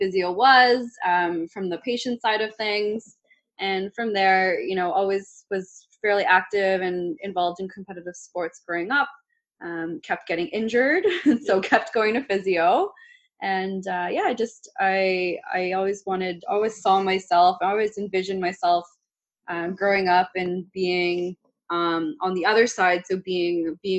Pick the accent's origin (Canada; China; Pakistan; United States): Canada; Richmond Hill, Ontario; I grew up in Richmond Hill